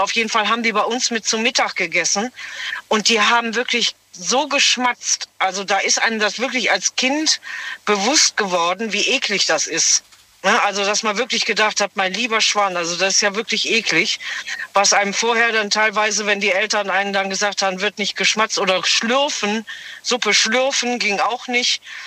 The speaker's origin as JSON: {"language": "German", "area": "Bergisches Land", "region": "North Rhine-Westphalia", "country": "Germany", "tie": "born or raised there", "said": "ich bin ja gebürtig aus dem Bergischen"}